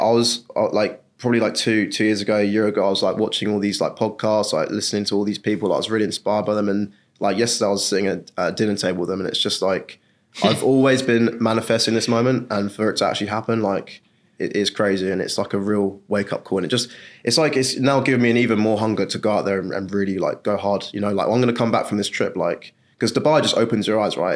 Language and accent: English; England, United Kingdom; I'm from England